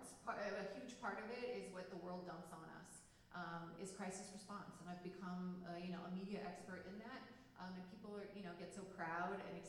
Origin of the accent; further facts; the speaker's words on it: San Diego, California, United States; now in Pasadena, United States; I grew up in San Diego, as a beach loving, swimming, my high school newspaper editor, and was also Muslim